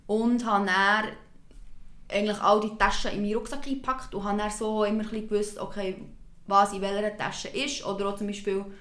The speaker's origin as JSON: {"language": "German", "country": "Switzerland", "said": "bei uns in der Schweiz"}